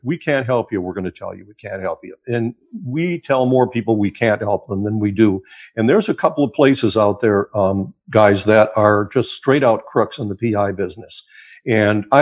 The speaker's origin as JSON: {"language": "English", "region": "a small town in Wisconsin", "country": "United States", "also_born_or_lived": "Milwaukee, Wisconsin / Detroit, Michigan", "moved": "as an adult", "said": "I was just a young kid from a small town in Wisconsin"}